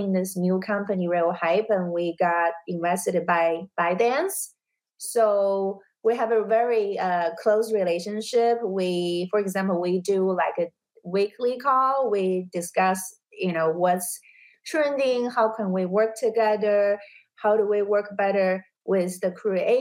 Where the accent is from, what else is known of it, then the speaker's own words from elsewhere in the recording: China; also born or lived in New York; now in Los Angeles, United States; I was born and raised in China